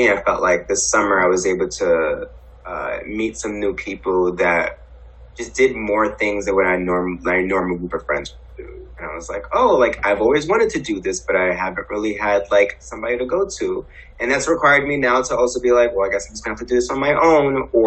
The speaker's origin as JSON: {"language": "English", "town": "Harlem", "region": "New York", "country": "United States", "tie": "born or raised there", "said": "Growing up in Harlem, and like I did not."}